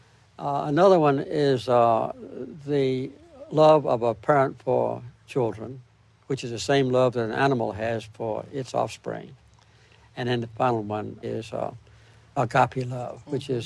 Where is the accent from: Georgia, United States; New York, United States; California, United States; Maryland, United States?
Georgia, United States; Archery; also born or lived in Plains, Georgia; It was the only church in Archery where I lived